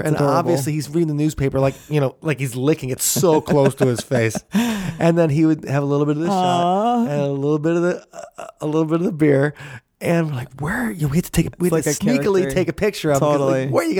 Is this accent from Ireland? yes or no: yes; Ireland; Which also, as an Irishman, I take offense.